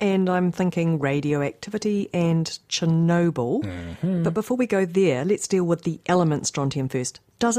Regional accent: New Zealand; accent: Kiwi; We'll just stick to our Kiwi accent, shall we?

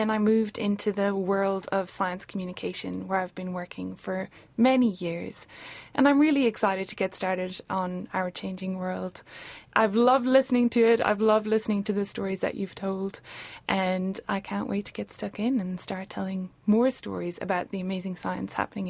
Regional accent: Ireland; moved away as an adult; now in Dunedin, New Zealand; I'm originally from Ireland, and I have been living in Dunedin in Otaputi for 4 years now.

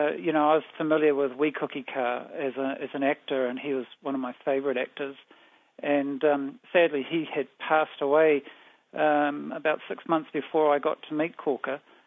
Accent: Blenheim, Marlborough, New Zealand; I was born in Christchurch, but I didn't really stick around there very long. When I was young, we moved to live in Blenheim. But I'm, you know, a South Island raised

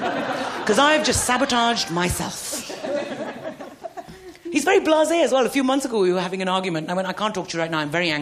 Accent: England, United Kingdom; Because we're very English when we argue. It's all politeness and tea.

